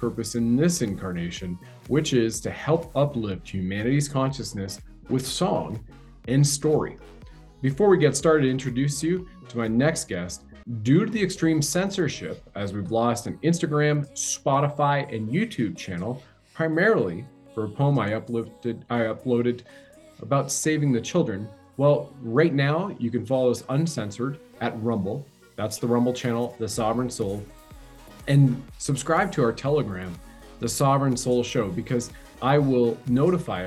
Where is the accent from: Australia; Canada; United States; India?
Canada; I've served my country at the federal level as a Canadian infantry soldier.